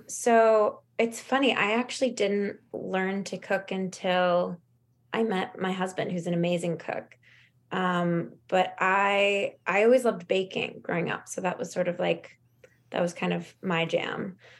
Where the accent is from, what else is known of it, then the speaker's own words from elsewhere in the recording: Los Angeles, California, United States; growing up in Los Angeles